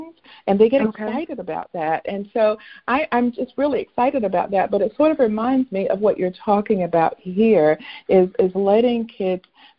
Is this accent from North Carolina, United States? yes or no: yes; North Carolina, United States; the area where I grew up in North Carolina